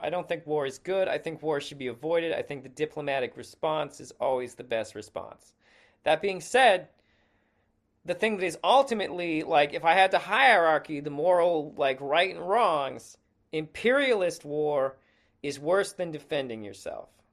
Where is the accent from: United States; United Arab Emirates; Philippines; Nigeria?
United States